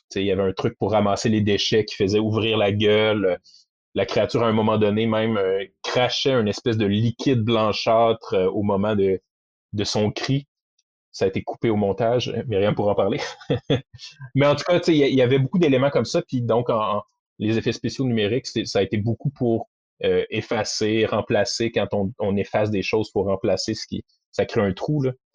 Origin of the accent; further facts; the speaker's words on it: Quebec City, Quebec, Canada; je viens de Québec